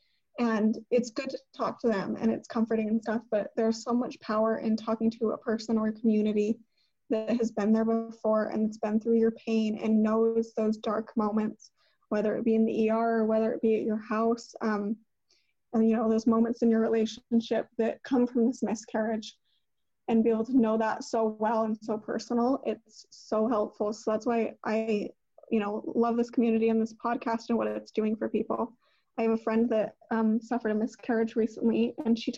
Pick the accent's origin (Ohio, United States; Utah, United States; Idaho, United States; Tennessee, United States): Utah, United States; we're from Utah